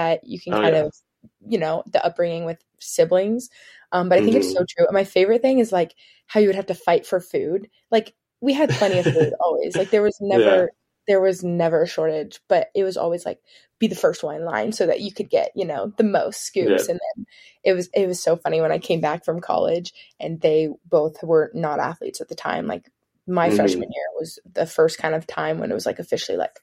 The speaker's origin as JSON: {"language": "English", "town": "Kansas City", "region": "Missouri", "country": "United States", "tie": "born or raised there", "also_born_or_lived": "Stanford, California", "moved": "as an adult", "said": "I'm from Kansas City, Missouri. Lived here my whole life"}